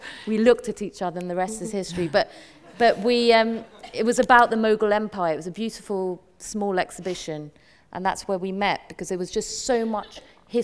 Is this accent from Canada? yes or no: no; United Kingdom; me as a British Asian Muslim